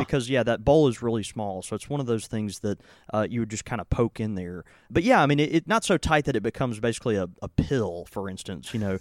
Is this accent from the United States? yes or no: yes; Houston, Texas, United States; moved away; Houston, Austin, which is, you know, more l, kind of my hometown. I mean, I was born there and have a lot of family there.